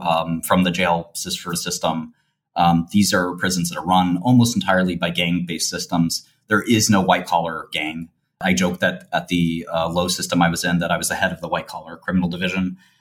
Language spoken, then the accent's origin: English; New York City, New York, United States; I come from the, the sort of uh, streets of Brooklyn and a very sort of modest neighborhood.